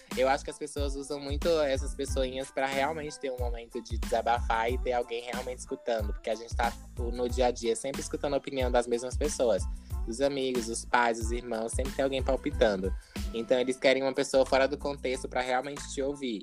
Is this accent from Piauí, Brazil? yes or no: yes; Piauí, Brazil; moved away as an adult; now in Australia; eu nasci no meio do mato, no Piauí. É, é estudei em escola pública